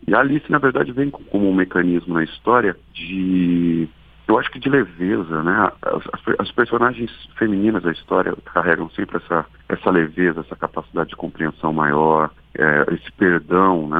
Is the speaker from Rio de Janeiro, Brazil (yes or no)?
no; Lorena, São Paulo, Brazil; moved away; eu também cresci em Lorena em, alguma, em algum período da minha vida